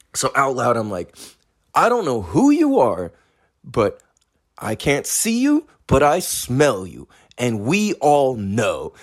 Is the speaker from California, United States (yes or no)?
yes; California, United States; I'm from California